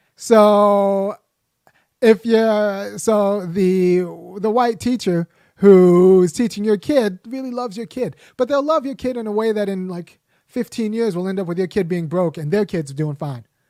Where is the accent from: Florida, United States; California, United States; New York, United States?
California, United States; Los Angeles; I grew up in Los Angeles